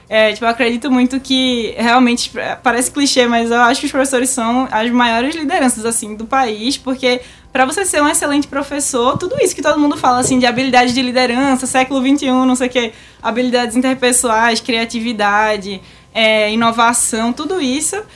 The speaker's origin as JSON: {"language": "Portuguese", "town": "Recife", "region": "Pernambuco", "country": "Brazil", "tie": "born or raised there", "also_born_or_lived": "São Paulo", "said": "já nasci em Recife."}